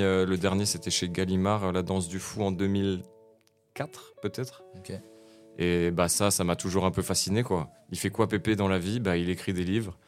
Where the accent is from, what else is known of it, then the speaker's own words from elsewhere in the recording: Nancy, Grand Est, France; Je suis né à Nancy en 1994. J'ai grandi à Nancy, Malzéville, Champignol, Nancy